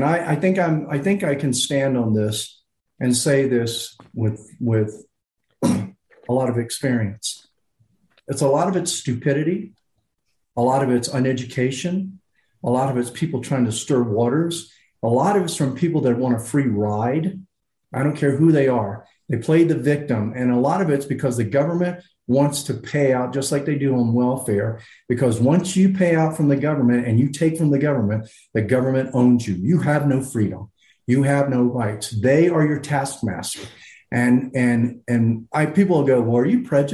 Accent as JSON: {"language": "English", "country": "United States", "said": "I'm an American"}